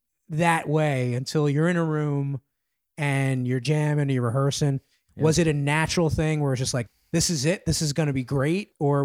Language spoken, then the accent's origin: English; New York City, New York, United States; now in Washington DC, United States; I'm a New Yorker, a native New Yorker.